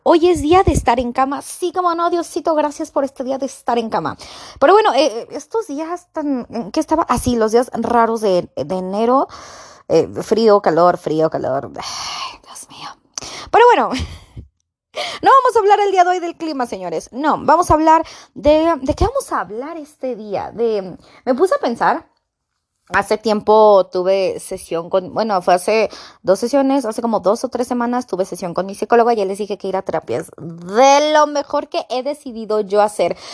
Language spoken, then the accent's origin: Spanish; Mexico; yo soy mexicana